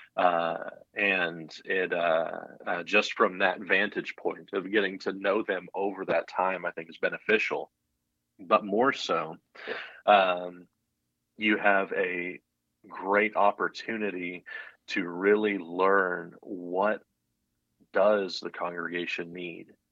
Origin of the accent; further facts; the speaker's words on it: United States; also born or lived in Colorado / Texas / Florida / Illinois; I grew up in Colorado and Texas